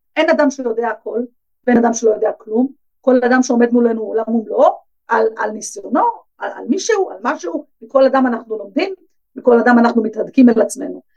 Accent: Bnei Brak, Tel Aviv District, Israel; גדלתי בבני ברק

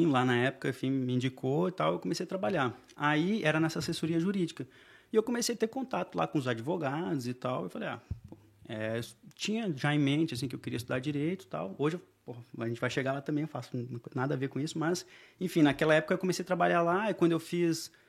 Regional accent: Porto Alegre, Rio Grande do Sul, Brazil; moved away as an adult; Não, então, nasci, cresci em Porto Alegre, morei lá até os 19 anos, mais ou menos, quando eu saí do Brasil.

